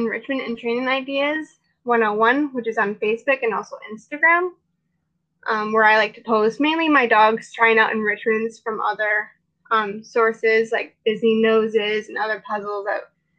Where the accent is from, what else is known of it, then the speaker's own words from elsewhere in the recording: New England, United States; I'm from New England and I grew up with animals my entire life.